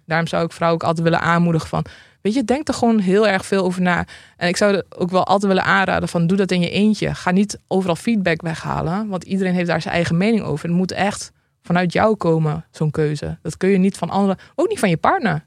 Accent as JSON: {"language": "Dutch", "region": "Drenthe", "country": "Netherlands", "said": "ik kom uit Drenthe"}